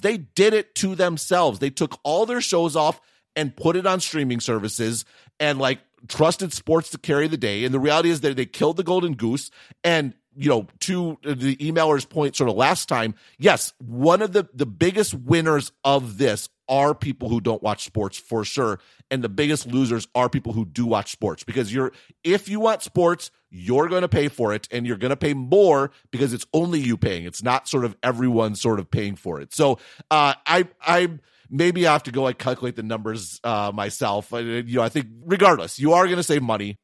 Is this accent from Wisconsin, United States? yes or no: yes; Wisconsin, United States; accent: Wisconsin local dialect; I'm from Wisconsin.